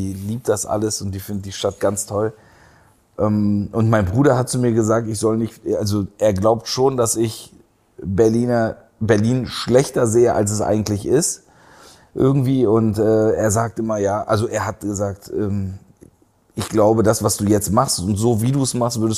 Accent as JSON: {"language": "German", "region": "Istanbul", "country": "Turkey", "tie": "born or raised there", "also_born_or_lived": "Aachen / Heidelberg", "said": "Istanbul war meine Heimat und ähm, dann war ich in Aachen und ähm, dann wurde ich ja auch nicht gefragt, ob ich ja wegziehen will."}